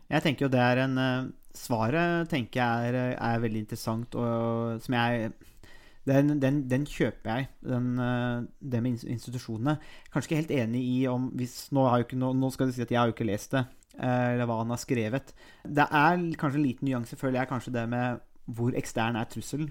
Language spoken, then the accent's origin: Norwegian; Nesbyen, Buskerud, Norway; also born or lived in Råde; now in Halden, Norway; jeg har ikke reist hjem til Nesbyen. Og Nesbyen er jo Hallingdal